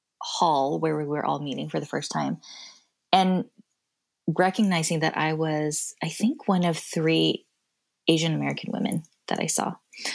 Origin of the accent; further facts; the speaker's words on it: Kazakhstan; Oh, I grew up in Kazakhstan.